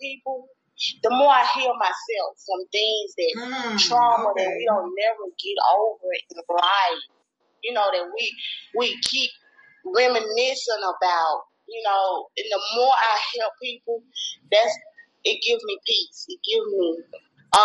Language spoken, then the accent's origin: English; Greenwood, United States; also born or lived in Atlanta, Georgia; So I moved back to Greenwood when I was about 2 months old